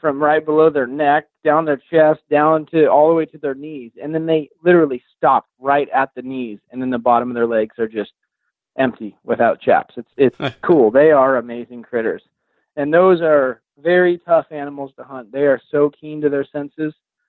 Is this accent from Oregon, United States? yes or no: yes; Oregon, United States; I'm from Southern Oregon, and black-tailed deer are ghosts.